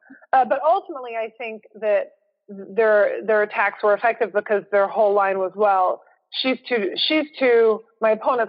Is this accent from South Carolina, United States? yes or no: no; Houston, Texas, United States; Like my family has been here since the 1900s. You know, no one is more from a place than I am from Houston, Texas.